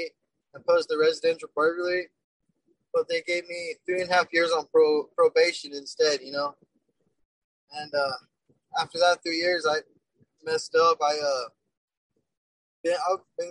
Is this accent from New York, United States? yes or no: no; Bernalillo, New Mexico, United States; I would run with my crew, Burnetowners, they're called, because I'm from Bernalillo